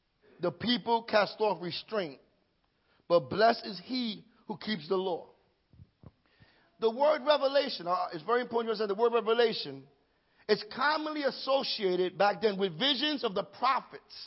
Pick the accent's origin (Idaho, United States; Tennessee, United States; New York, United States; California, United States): New York, United States; New York City; I was born and raised in Greenpoint, Brooklyn